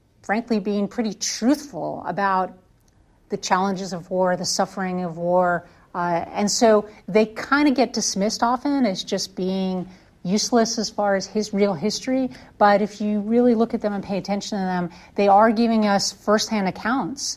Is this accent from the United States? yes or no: yes; Connecticut, United States; now in Alabama, United States; I grew up in Connecticut, and we always had Memorial Day Parade.